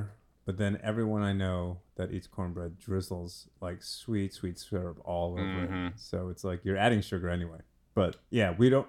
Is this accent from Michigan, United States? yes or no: no; Kentucky, United States; I'm from Kentucky. I can't say anything.